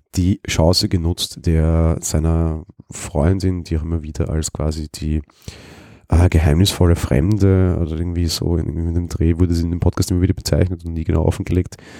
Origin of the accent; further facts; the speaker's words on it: Vienna, Austria; ich bin Wiener